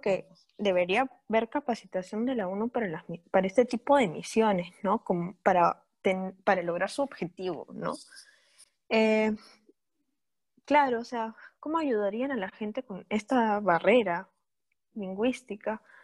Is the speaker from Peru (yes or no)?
yes; Peru; nosotros estamos familiarizadas con esto como peruanas